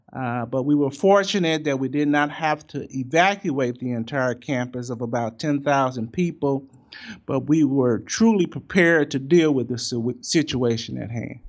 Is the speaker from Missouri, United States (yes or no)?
yes; St. Louis, Missouri, United States; I'm from Saint Louis